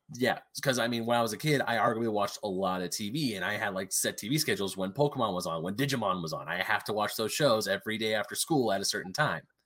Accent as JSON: {"language": "English", "town": "Diamond Bar", "region": "California", "country": "United States", "tie": "born or raised there", "also_born_or_lived": "Murrieta, California", "said": "I moved to my hometown of Diamond Bar"}